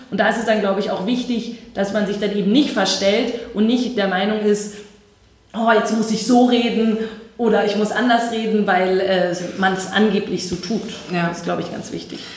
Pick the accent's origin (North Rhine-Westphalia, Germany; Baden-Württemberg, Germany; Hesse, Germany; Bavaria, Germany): Bavaria, Germany; Herrsching am Ammersee; Also ich komme ja aus Hersching am Ammersee und äh, da gab es keine Jugendorganisation.